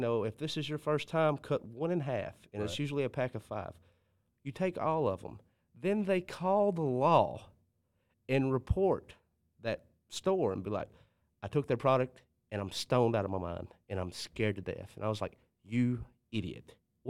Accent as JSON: {"language": "English", "town": "Kennedy", "region": "Alabama", "country": "United States", "tie": "born or raised there", "said": "Because I remember like growing up in Kennedy, and this is why we hung out in Columbus."}